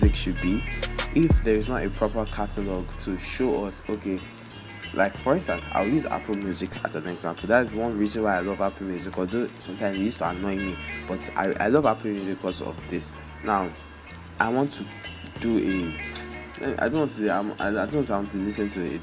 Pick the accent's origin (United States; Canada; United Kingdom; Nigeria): Nigeria; As a Nigerian kid, we all know these shows